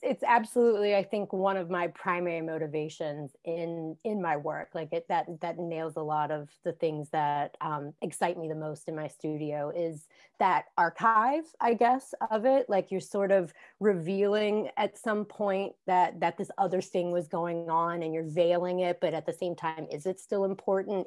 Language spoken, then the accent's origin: English; Southwestern Virginia, United States; moved away as an adult; also born or lived in Washington, D.C.; now in Reston, United States; I grew up in Southwestern Virginia